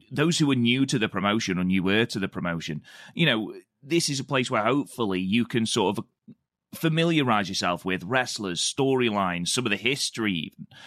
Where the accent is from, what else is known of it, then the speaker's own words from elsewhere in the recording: United Kingdom; I'm British